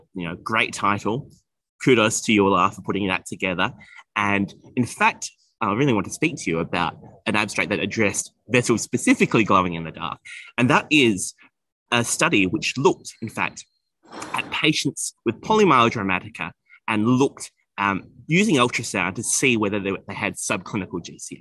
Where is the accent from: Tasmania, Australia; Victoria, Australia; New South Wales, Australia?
Victoria, Australia; Melbourne; from Melbourne, Australia, and I am here in Copenhagen